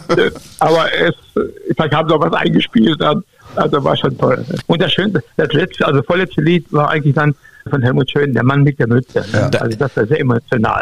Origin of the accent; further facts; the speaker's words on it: North Rhine-Westphalia, Germany; moved away as an adult; also born or lived in Duisburg; Ich komme mal hier aus dem Westfälischen.